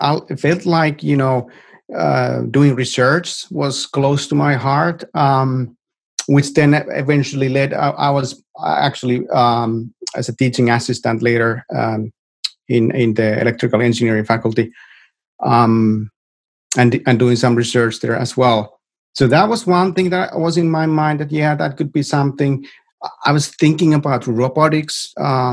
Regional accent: Rovaniemi, Lapland, Finland; English is a second language; moved away as an adult; also born or lived in Oulu, Finland; now in Silicon Valley, United States; Originally, I'm from Rovaniemi. I grew up in Rovaniemi.

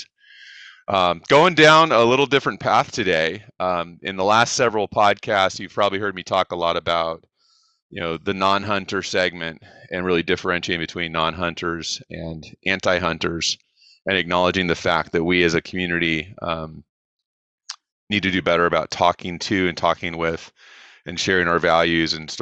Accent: South Orange County, California, United States; We grew up in South Orange County, California

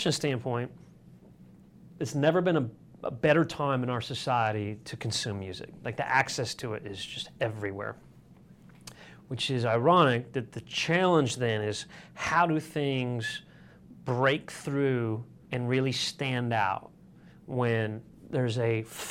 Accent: Sparta, Michigan, United States; moved away; growing up in Sparta

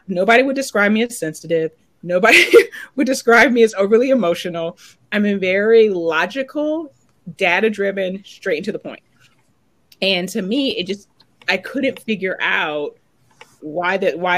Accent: Oberlin, Ohio, United States; moved away; I'm originally from Oberlin, Ohio, where the college is. And I grew up just with this bubble.

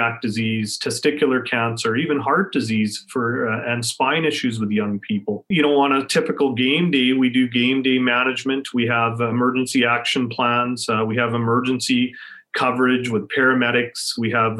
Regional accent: Saskatchewan, Canada; moved away as an adult; also born or lived in Alberta; I grew up in Saskatchewan

